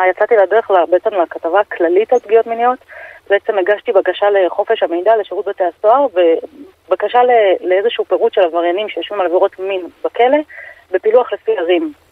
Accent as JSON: {"language": "Hebrew", "region": "Jerusalem District", "country": "Israel", "tie": "born or raised there", "said": "גדלתי בתחילה, כאילו, עד גיל שבע בהושע, בשכונת גאולה, ואחר כך ברמת שלמה."}